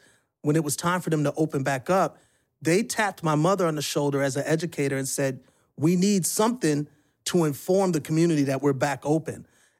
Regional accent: Milwaukee, Wisconsin, United States; now in Atlanta, United States; Like, for me, I came from Milwaukee to Atlanta because it showed that black people could succeed

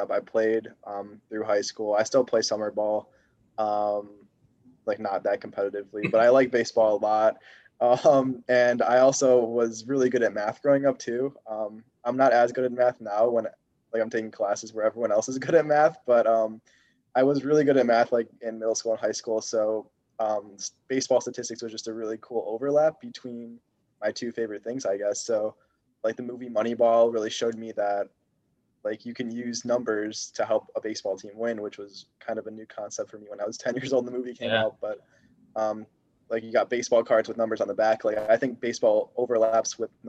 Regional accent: Buffalo Grove, Illinois, United States; moved away as an adult; now in West Lafayette, United States; I'm from Buffalo Grove, Illinois, which is like a north suburb of Chicago

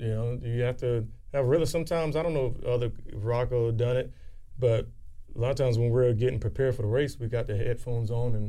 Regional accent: New York City, New York, United States; now in North Carolina, United States; I was born in Bronx, New York, where hip hop initially started and grew.

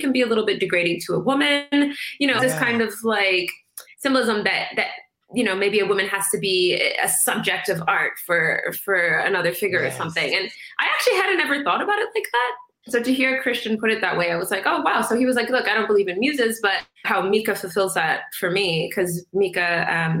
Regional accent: Canada; I'm Somali, Canadian. I was born in Canada. My parents are Somali

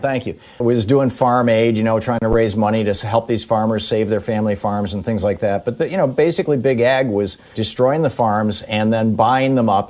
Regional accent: Michigan, United States; moved away as an adult; I grew up in Michigan. I, I, I, was born there and I, and I lived there for uh, 28 years. I left in 1978

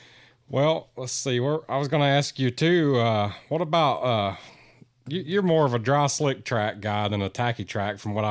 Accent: Charlotte, North Carolina, United States; We're from Charlotte, North Carolina area

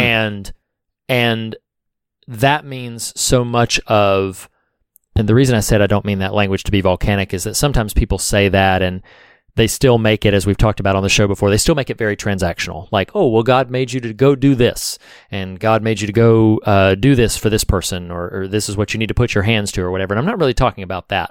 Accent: the South, United States; I'm from the South

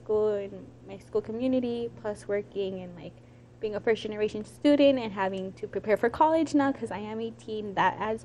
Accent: Arapahoe County, Colorado, United States; I'm 18, and I'm from Arapahoe County

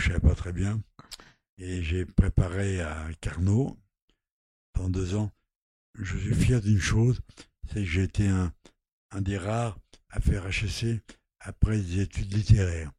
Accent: Normandy, France; also born or lived in Lot; Je suis pas né dans le Lot, je suis né en Normandie.

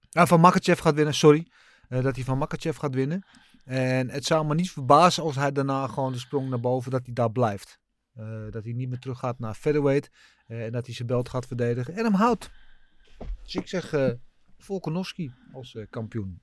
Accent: Brazil; moved away; Ik als Braziliaan

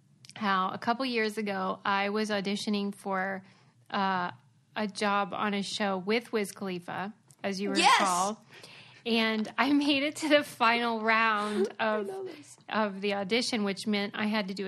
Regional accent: Pittsburgh, Pennsylvania, United States; I'm from Pittsburgh.

